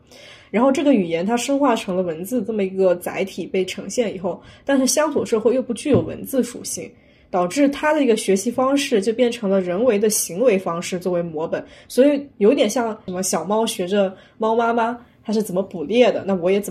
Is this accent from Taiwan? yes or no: no; near Wenzhou, southern Zhejiang, China; 以我们那边为例，江浙地区浙南为例，像温州附近的地区